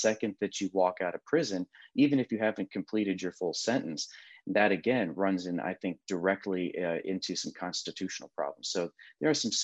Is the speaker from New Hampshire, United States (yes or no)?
no; Ohio, United States; I'm from Ohio. We were flyover country